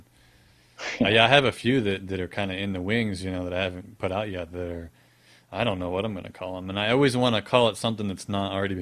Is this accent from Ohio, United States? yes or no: no; Florida, United States; now in Texas, United States; I'm pretty much from Florida, and I'll be moving back there in like a year and a half or something